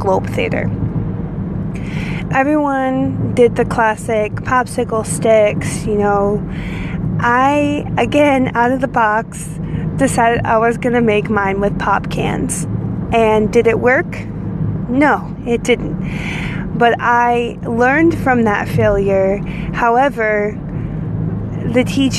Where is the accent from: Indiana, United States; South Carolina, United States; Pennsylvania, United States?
Indiana, United States; The actual town that I grew up in Indiana was a mile long